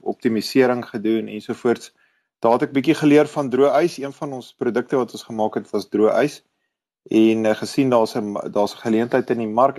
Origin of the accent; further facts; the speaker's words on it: Kempton Park, Gauteng, South Africa; moved away as an adult; now in Pretoria, South Africa; Ek het grootgeword in Kenton Park